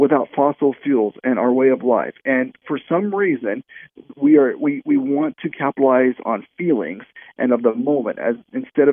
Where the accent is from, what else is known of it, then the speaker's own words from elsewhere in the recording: New Mexico, United States; from my home state of New Mexico